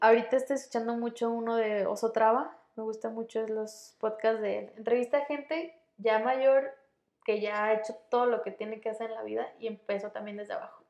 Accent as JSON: {"language": "Spanish", "town": "Morelia", "region": "Michoacán", "country": "Mexico", "moved": "as an adult", "said": "soy de Michoacán, soy de Morelia."}